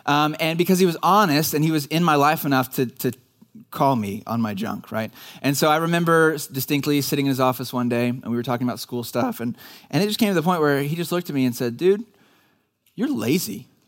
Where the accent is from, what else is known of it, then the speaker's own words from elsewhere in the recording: Dallas, Texas, United States; I grew up in the Dallas area and I was a church kid.